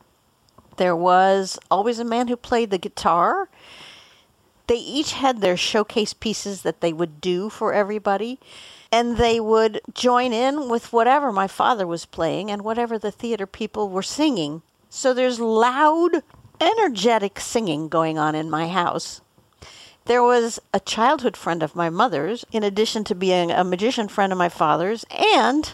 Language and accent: English; Boulder, Colorado, United States; born or raised there